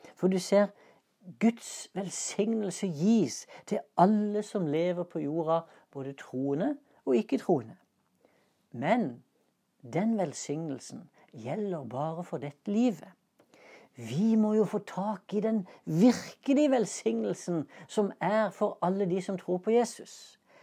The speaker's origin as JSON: {"language": "Norwegian", "country": "Norway", "said": "Passet mitt det inneholder et stempel som viser at jeg er norsk statsborger"}